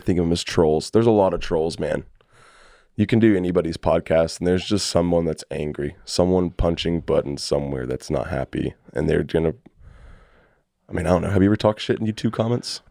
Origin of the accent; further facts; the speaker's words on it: Fort Worth, Texas, United States; also born or lived in Houston; I'm from, uh, Fort Worth